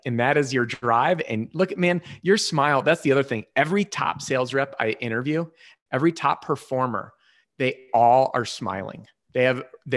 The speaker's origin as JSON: {"language": "English", "town": "Chicago", "region": "Illinois", "country": "United States", "tie": "born or raised there", "also_born_or_lived": "Wisconsin / New Mexico", "moved": "as an adult", "lives_now": "Colorado, United States", "said": "Born and raised Chicago, and then I bounced around"}